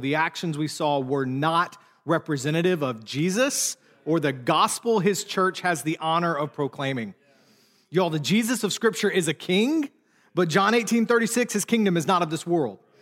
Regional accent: United States; also born or lived in Charlotte, North Carolina, United States; as an American

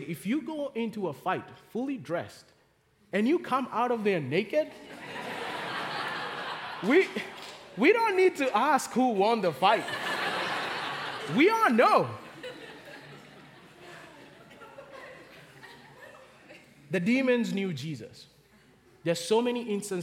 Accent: Kenya; now in Charlotte, United States; growing up in Kenya, we did not have time out for kids.

